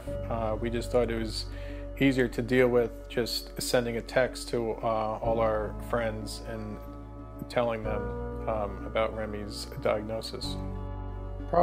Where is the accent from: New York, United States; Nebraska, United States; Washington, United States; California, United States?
New York, United States; Baiting Hollow; I grew up in Bating Hollow, New York